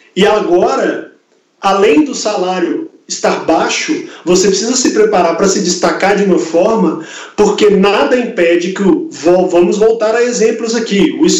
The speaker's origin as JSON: {"language": "Portuguese", "town": "Belo Horizonte", "region": "Minas Gerais", "country": "Brazil", "also_born_or_lived": "Campo Grande", "said": "Eu sou de Belo Horizonte, me mudei para lá"}